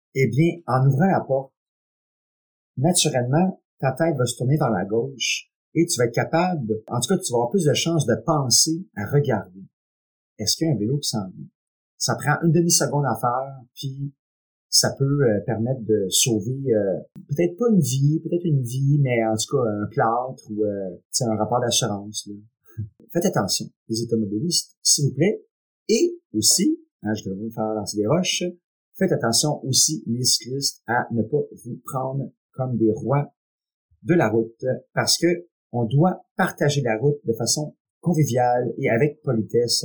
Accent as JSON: {"language": "French", "region": "Quebec", "country": "Canada", "tie": "born or raised there", "said": "Je suis Québécois, je suis né ici et très fier de l'être."}